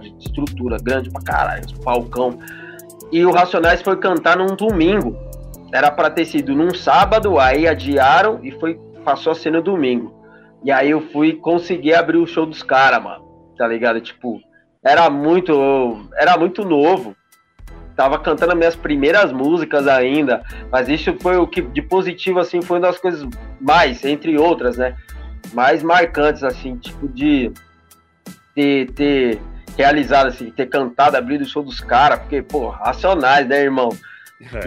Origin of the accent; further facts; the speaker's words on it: Praia Grande, São Paulo, Brazil; sou lá da Baixada, da Praia Grande